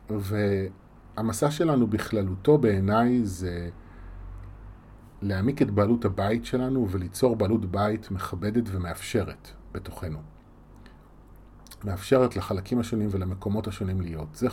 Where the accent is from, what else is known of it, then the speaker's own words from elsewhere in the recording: Yavne, Central District, Israel; also born or lived in Rishon LeZion; now in Tel Aviv, Israel; נולדתי בראשון וגדלתי ביבנה רוב חיי, עד שעזבתי לתל אביב